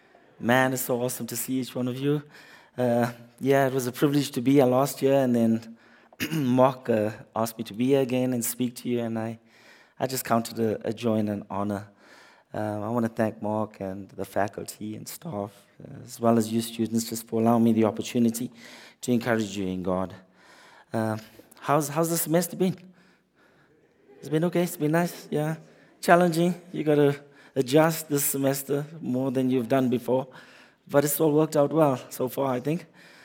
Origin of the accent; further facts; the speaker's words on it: South Africa; moved away as an adult; now in Canada; I came from South Africa with two kids.